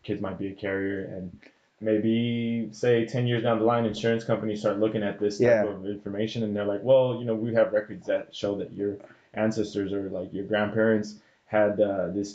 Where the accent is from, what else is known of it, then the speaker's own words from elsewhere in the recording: Cudahy, California, United States; first language Spanish; also born or lived in East Los Angeles / Boyle Heights; I grew up in Cudahy, but I went to school in East LA and I went to school in Boyle Heights